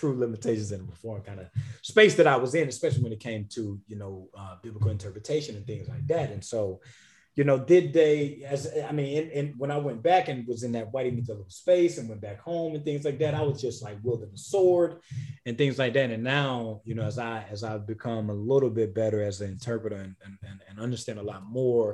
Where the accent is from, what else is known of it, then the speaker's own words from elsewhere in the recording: South Carolina, United States; now in Atlanta, United States; the place that I grew up in, the state of South Carolina, called our area the Corridor of Shame